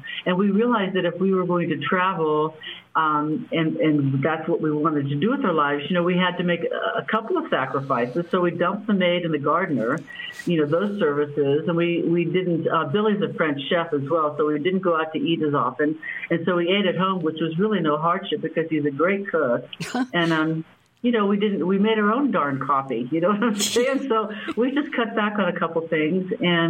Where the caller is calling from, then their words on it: Chapala, Jalisco, Mexico; Mexico, Chapala, Mexico. It's real close to Guadalajara.